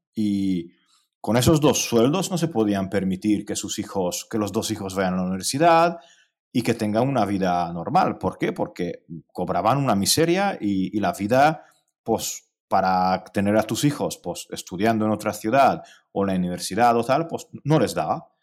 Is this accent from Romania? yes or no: yes; Cluj-Napoca, Cluj County, Romania; Spanish is a second language; also born or lived in Hungary / Spain; now in near Budapest, Hungary; yo nací en Transilvania, eh, donde, de donde es Rácula. Eh, nací en Cluj, en Kolozsvár